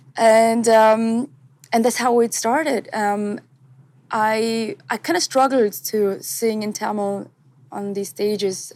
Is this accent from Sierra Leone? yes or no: no; Switzerland; English is a second language; I was born and raised in Switzerland